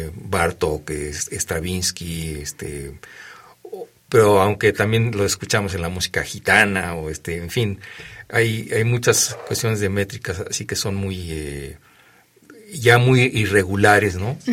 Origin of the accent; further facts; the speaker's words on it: Mexico; lo que somos los mexicanos